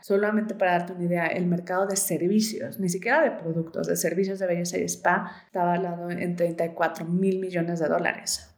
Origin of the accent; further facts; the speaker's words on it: Mexico City, Mexico; soy mexicana, soy de Ciudad de México